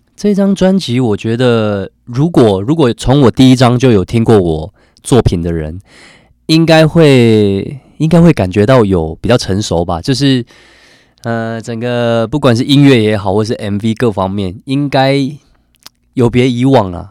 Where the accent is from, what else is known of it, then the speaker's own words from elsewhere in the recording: Chiayi County, Taiwan; moved away; also born or lived in Tainan; 我是真的是南部人。台南人。台南，呃，我， 呃，我在嘉义县长大